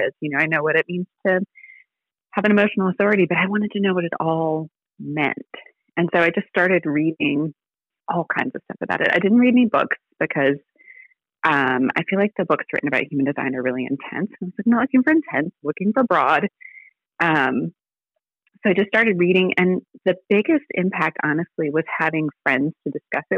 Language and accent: English; Virginia, United States; now in Alabama, United States; I live in Alabama, but I was born in Virginia.